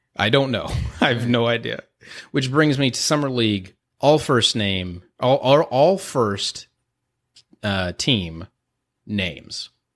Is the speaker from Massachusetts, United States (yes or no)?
no; Houston, Texas, United States; I'm from Houston